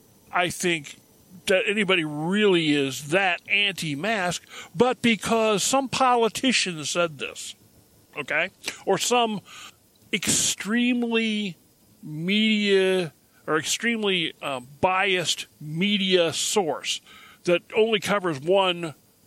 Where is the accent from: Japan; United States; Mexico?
Japan; Tachikawa, Tokyo; I was raised a military brat, okay? I was raised in Japan.